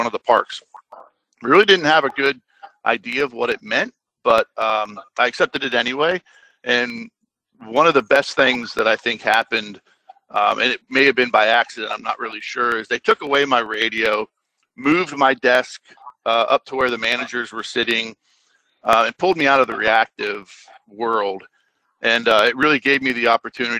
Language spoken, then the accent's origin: English; Orlando, Florida, United States; I was born and raised in Orlando, Florida